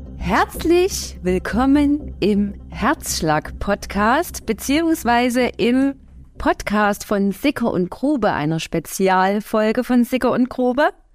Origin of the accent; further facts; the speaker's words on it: Bad Schlema, Saxony, Germany; accent: Saxon; also born or lived in Plauen; Ich bin in Bad Schlema geboren, im tiefsten Erzgebirge und lebe schon immer mit einer Ausnahme